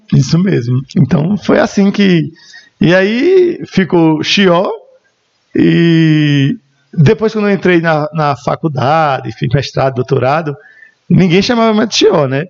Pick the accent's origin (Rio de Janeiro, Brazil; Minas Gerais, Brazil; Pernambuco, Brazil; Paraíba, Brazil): Paraíba, Brazil; Esperança; also born or lived in Remígio, Brazil / Bahia, Brazil; Eu, eu nasci aqui em Esperança, na maternidade São Francisco de Assis, e sempre morei mesmo na divisa. Então, eu sou uma banda Esperança e uma banda Remígio